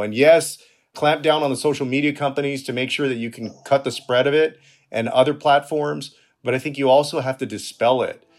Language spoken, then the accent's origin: English; Texas, United States; I'm from Texas